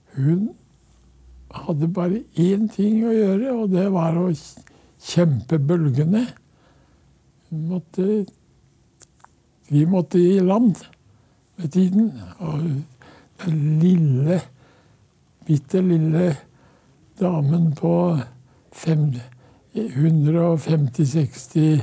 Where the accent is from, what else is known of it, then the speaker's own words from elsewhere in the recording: Norway; hjemme på Ton.